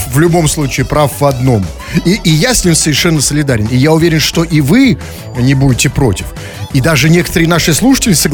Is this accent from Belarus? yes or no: yes; Belarus; мы тоже, мы абсолютно, белорусы, да, и да, э, граждане Беларуси и других стран